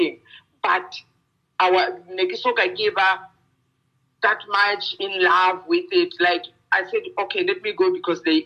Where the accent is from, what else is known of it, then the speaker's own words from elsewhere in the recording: South Africa; English is a second language; they allowed me to use my mother tongue language, though my language is not officially in South Africa.